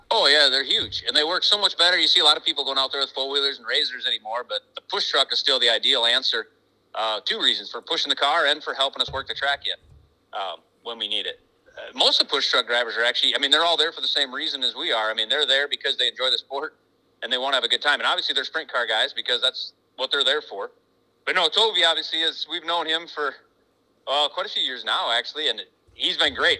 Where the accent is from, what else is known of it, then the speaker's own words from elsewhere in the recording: United States; I'm from America